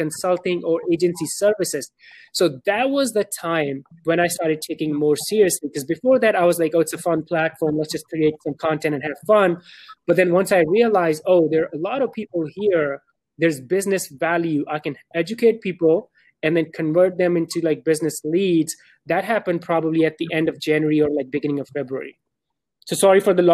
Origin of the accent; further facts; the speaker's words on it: Pakistan; now in Dallas, United States; I'm born and raised in Pakistan. Right now, I live in Dallas, Texas.